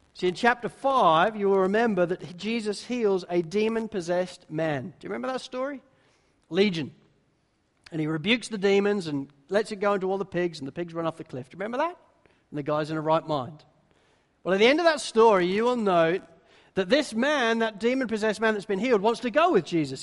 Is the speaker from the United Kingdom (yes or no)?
yes; England, United Kingdom; I'm English